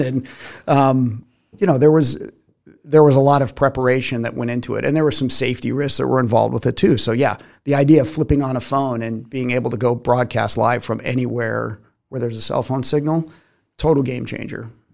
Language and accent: English; Arizona, United States; moved away; also born or lived in Tucson, Arizona; growing up in Arizona